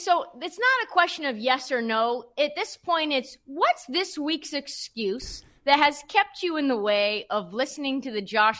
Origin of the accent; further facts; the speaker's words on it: Portland, Oregon, United States; I grew up in Portland, obviously